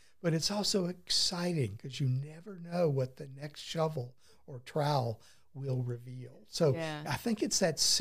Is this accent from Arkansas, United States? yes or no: yes; Arkansas, United States; moved away as an adult; now in Maryland, United States; I'm a hail from Arkansas originally